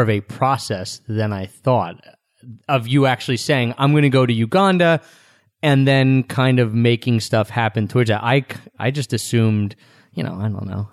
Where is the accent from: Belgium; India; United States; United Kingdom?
United States; outside of Philadelphia, Pennsylvania; moved away; also born or lived in Japan; we've grown up never being the minority for us in where we grew up outside of Philadelphia